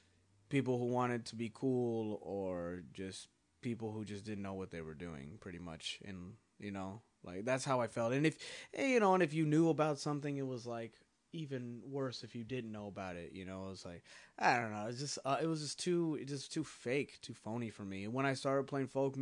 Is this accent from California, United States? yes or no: yes; California, United States; I'm from California